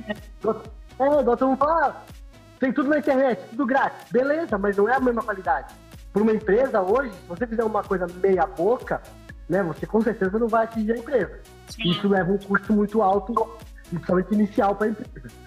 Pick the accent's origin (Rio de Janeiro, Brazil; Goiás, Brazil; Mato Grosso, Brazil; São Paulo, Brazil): São Paulo, Brazil; moved away; eu que vim de São Paulo, São Paulo você, você pega um ônibus lá, ou você pega um trem, um metrô, um trem, um ônibus, você fica 3, 4 horas no, no, no trânsito.